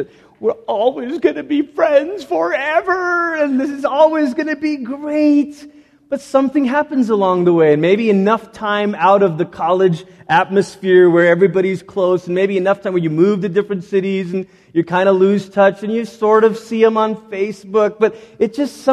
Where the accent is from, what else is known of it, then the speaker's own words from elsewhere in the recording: Malaysia; also born or lived in Portland, Oregon, United States; growing up in Malaysia